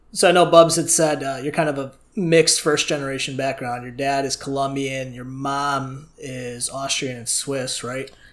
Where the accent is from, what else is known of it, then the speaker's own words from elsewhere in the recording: Chicago, Illinois, United States; I'm from Chicago myself too.